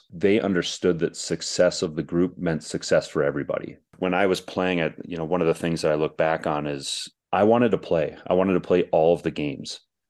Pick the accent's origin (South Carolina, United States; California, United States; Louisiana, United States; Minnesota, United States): Minnesota, United States; I grew up in Minnesota, so we had guys like John Casey and Kari Taco.